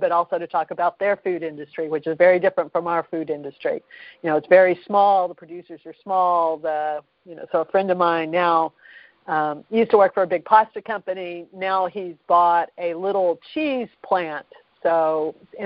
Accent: Kentucky, United States; moved away as an adult; now in Boston, United States; I grew up in Kentucky

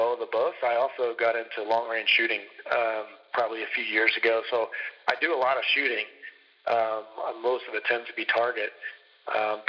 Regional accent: New Jersey, United States; moved away; I grew up in South Jersey

